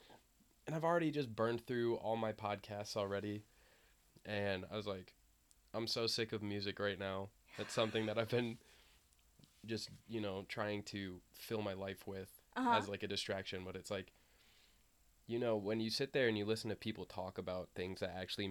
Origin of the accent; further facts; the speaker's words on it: East Lansing, Michigan, United States; I'm from East Lansing. I'm 22.